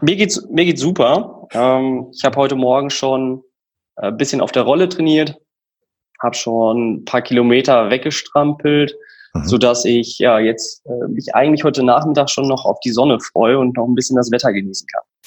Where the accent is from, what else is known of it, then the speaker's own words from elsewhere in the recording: Emmerich, North Rhine-Westphalia, Germany; moved away as an adult; also born or lived in Münster; bin gebürtiger Niederrheiner. Ich komme aus der Ecke Emmerich-Rees, das ist so direkt an der holländischen Grenze